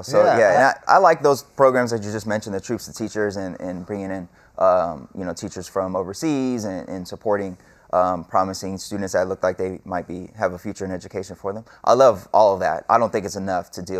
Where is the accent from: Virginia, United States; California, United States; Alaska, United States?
California, United States; as a Californian